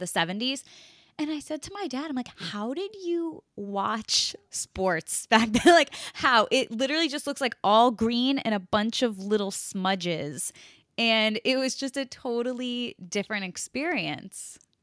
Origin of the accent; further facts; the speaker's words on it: Connecticut, United States; I grew up in Connecticut and I have family in New Jersey